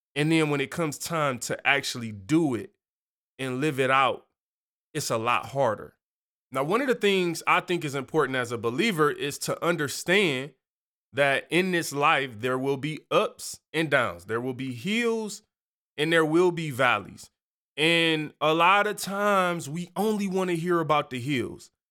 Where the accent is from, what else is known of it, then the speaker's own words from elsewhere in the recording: Detroit, Michigan, United States; I grew up on Seven Mile, where you kinda learn to mind your own business.